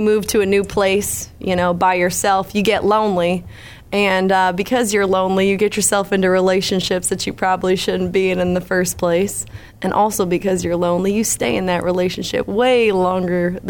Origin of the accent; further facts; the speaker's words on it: Lakeville, Massachusetts, United States; moved away as an adult; now in Nashville, United States; I'm originally from Lakeville, Massachusetts